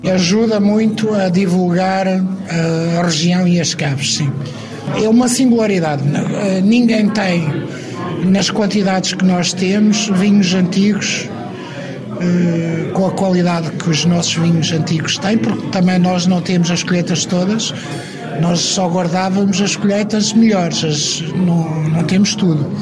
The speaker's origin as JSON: {"language": "Portuguese", "region": "Lisbon", "country": "Portugal", "tie": "born or raised there", "also_born_or_lived": "Trás-os-Montes", "said": "eu nasci em Lisboa"}